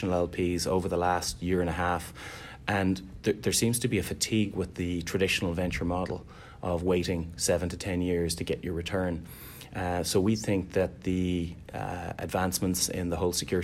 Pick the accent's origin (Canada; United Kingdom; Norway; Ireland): Ireland; Dublin, Leinster; moved away as an adult; now in Boston, United States; I'm originally from Dublin, Ireland